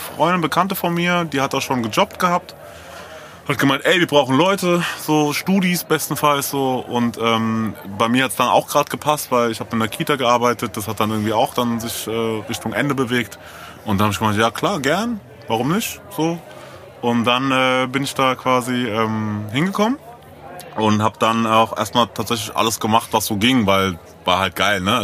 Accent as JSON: {"language": "German", "town": "Frankfurt am Main", "region": "Hesse", "country": "Germany", "tie": "born or raised there", "said": "ich bin ja in der Ecke aufgewachsen, so, weißt du? Ich bin da aus Eckenheim so und bin irgendwie da groß geworden"}